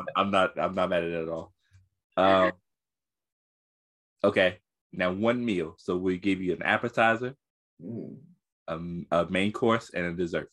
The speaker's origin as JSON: {"language": "English", "region": "the South", "country": "United States", "said": "I'm a Southerner."}